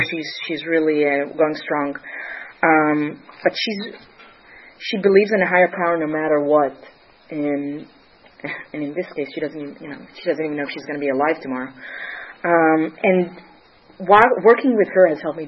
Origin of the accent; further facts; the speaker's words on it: Israel; moved away; I grew up in Israel